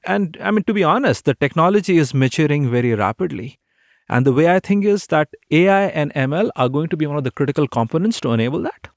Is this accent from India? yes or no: yes; India; moved away as an adult; now in Seattle, United States; growing up in India, There weren't many opportunities for aviation